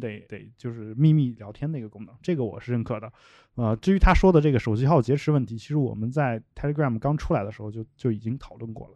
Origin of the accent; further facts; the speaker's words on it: China; 我的老家这样一些小县城